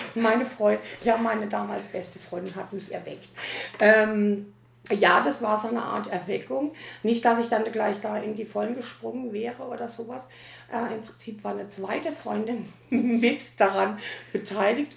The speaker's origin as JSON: {"language": "German", "town": "Teningen", "region": "Baden-Württemberg", "country": "Germany", "said": "ich komme also komm aus der Nähe von Freiburg, nämlich aus Teningen"}